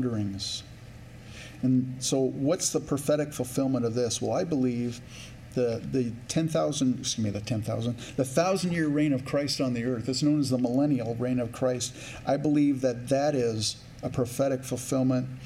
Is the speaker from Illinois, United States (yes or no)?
no; California, United States; now in Minnesota, United States; I grew up in California